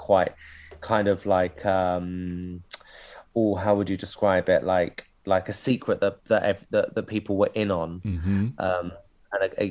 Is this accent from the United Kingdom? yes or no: yes; Canterbury, South East England, United Kingdom; moved away; also born or lived in London; I grew up in Canterbury, in Kent